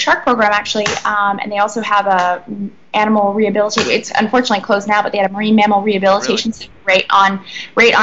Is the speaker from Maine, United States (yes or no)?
yes; Sebec, Maine, United States; moved away as an adult; now in Bahamas; I'm originally from Sebec, Maine, which is a really small town, about 400 people, and I grew up there and then moved to a more southern part of Maine when I was about 11, but yeah, originally from Maine.